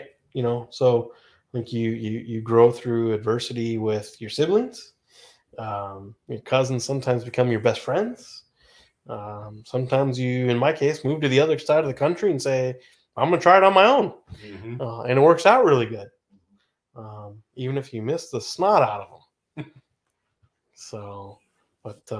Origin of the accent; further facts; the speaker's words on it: West Coast, United States; I grew up on the West Coast